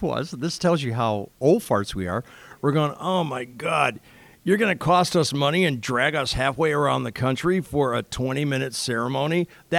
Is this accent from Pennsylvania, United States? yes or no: no; Rockford, Illinois, United States; northern Illinois, like 10 miles from the Wisconsin border. He goes, tell me the city you're from. And I said, Rockford.